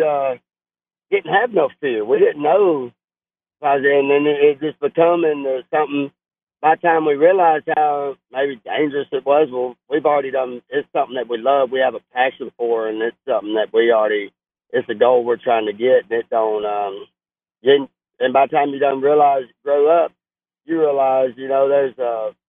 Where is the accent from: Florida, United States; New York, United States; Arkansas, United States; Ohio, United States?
Arkansas, United States; Hamburg; also born or lived in Atkins, Arkansas; I was born and raised in Hamburg, and I moved up to North Arkansas, went to school to Atkins